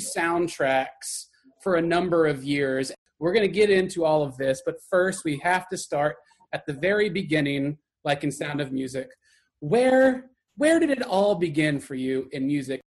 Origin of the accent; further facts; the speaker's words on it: Texas, United States; accent: Texas; my Texas accent